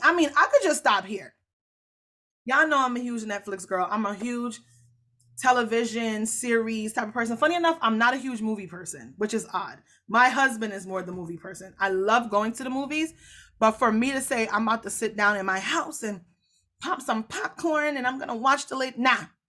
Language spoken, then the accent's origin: English; Jamaica; I'm so Jamaican